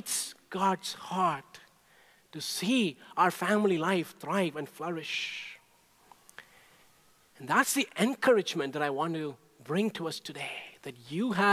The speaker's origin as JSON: {"language": "English", "country": "India", "tie": "born or raised there", "moved": "yes", "said": "when I was growing up in India"}